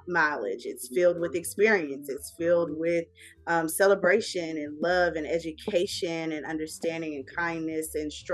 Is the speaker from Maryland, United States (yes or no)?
no; Atlanta, Georgia, United States; also born or lived in Tacoma, Washington / Germany / South Carolina / Texas; I am from Atlanta, Georgia. Southside, to be specific. Clayton County, made and raised